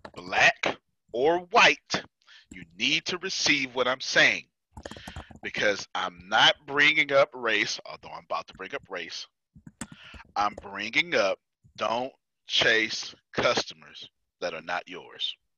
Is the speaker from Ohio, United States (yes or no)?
no; Texas, United States; I'm from Texas